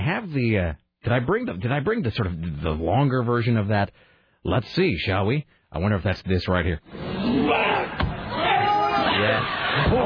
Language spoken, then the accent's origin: English; United States; I'm an American